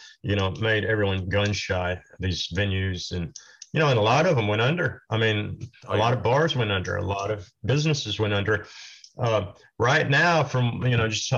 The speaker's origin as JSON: {"language": "English", "region": "Oklahoma", "country": "United States", "also_born_or_lived": "Los Angeles", "moved": "yes", "said": "I'm from Oklahoma"}